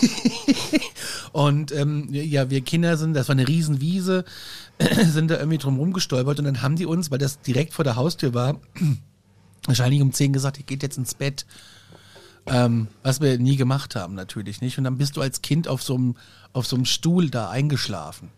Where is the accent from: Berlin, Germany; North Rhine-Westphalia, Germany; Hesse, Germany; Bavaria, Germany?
Hesse, Germany; Gudensberg; ich bin ja in, in Nordhessen groß geworden, in einer ja. Kleinstadt namens Gudensberg